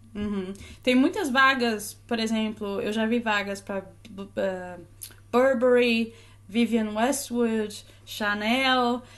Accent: Florianópolis, Santa Catarina, Brazil; accent: Florianópolis (sing-song, S becomes X); moved away; Sou de Floripa, dá até certo, né, para perceber pelo sotaque. Fala, canta... Fala cantadinho, o S vira X.

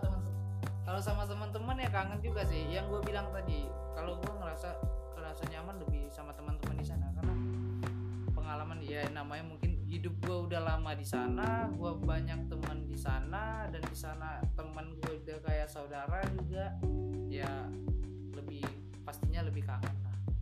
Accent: Pekanbaru, Riau, Indonesia; moved away as an adult; also born or lived in Batam; now in Jakarta, Indonesia; gue asli Riau cuma lahir gue di Batam

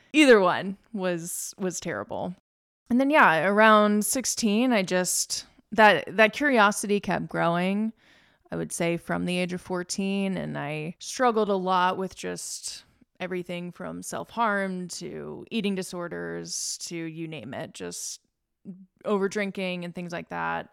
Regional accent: Lynchburg, Virginia, United States; also born or lived in West Coast; now in Richmond, United States; I grew up in Lynchburg, Virginia, small conservative town

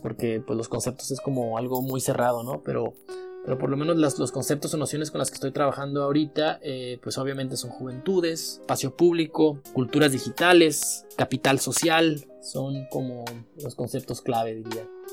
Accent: Mexico; now in Mexicali, Mexico; soy mexicano

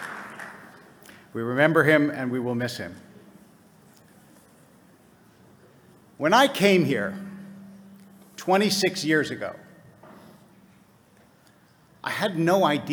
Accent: United States; I was born in America.

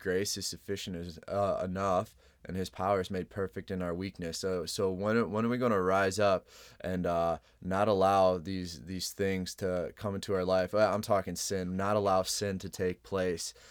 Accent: Chicago, Illinois, United States; I'm originally, I'm from Chicago

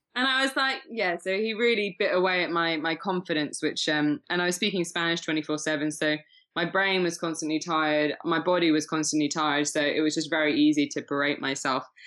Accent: Shrewsbury, West Midlands, United Kingdom; also born or lived in Winchester; now in Leicestershire, United Kingdom; I was born in Shropshire

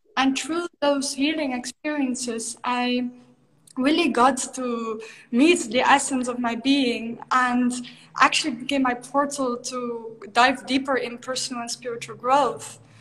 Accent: Netherlands; moved away as an adult; I grew up in the Netherlands. I'm from Holland originally.

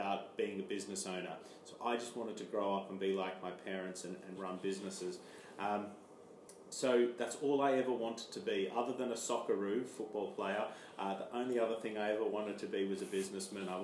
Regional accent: Armidale, New South Wales, Australia; moved away as an adult; now in London, United Kingdom; I'm from Australia, a small town called Armidale in New South Wales, which is a small country town.

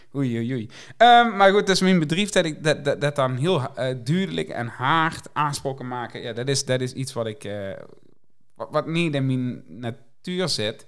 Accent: Limburg, Netherlands; accent: soft G

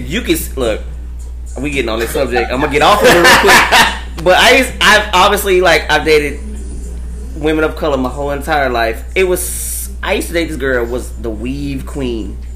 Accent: Amarillo, Texas, United States; now in Dallas, United States; I'm from like I said Amarillo

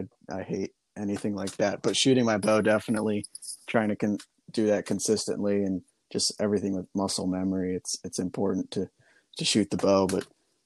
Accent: Pennsylvania, United States

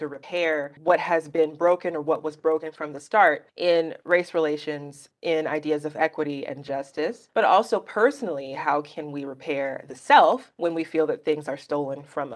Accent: Birmingham, Alabama, United States; my personal history growing up in Birmingham

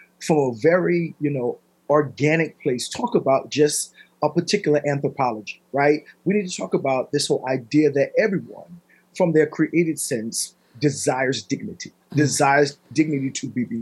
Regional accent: United States; as an American Christian with a Christian frame of thought and worldview

